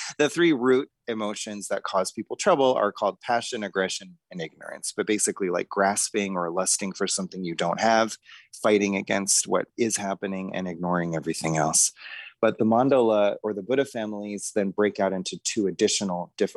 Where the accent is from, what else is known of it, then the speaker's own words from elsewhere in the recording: Boulder, Colorado, United States; I grew up in Boulder, Colorado